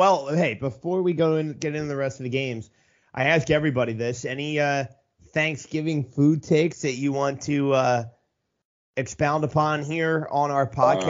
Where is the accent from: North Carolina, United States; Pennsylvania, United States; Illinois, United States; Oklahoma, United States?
Pennsylvania, United States; Philadelphia; I grew up in the Philly area, and so I've had my fair share of cheesesteaks